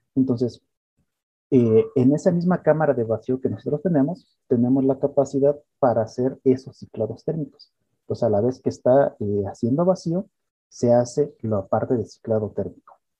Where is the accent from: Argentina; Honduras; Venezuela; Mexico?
Mexico; Querétaro; Yo soy queretano completamente